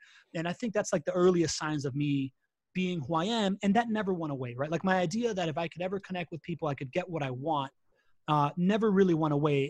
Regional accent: Miami, Florida, United States; English is a second language; also born or lived in Latin America; I am a quintessential Miamian, right? Like, I was born in Latin America, grew up in the U.S.

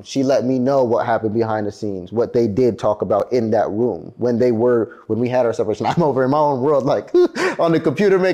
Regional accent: California, United States; also born or lived in San Diego, California; I'm from Cali

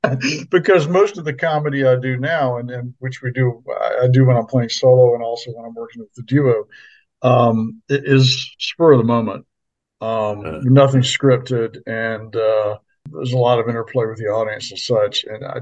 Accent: Washington, District of Columbia, United States; growing up in the Washington D.C. area, it's the same thing.

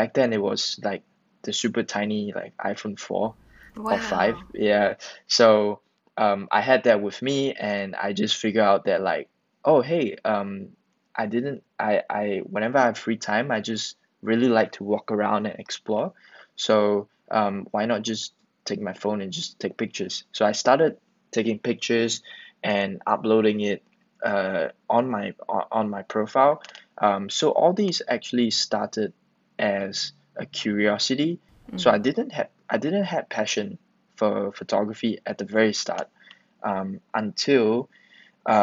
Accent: Singapore; also born or lived in Malaysia; I was born in Malaysia, but yeah, raised in Singapore

